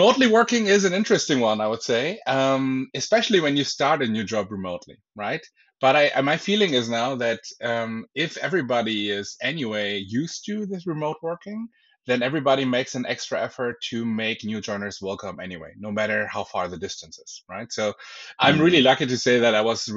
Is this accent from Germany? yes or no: yes; Berlin, Germany; now in Bavaria, Germany; I'm originally from Berlin